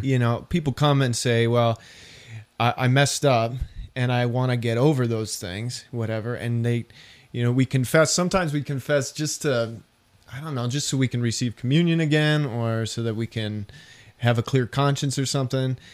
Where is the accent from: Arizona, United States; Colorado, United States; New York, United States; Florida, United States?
Colorado, United States; Denver; I was from Denver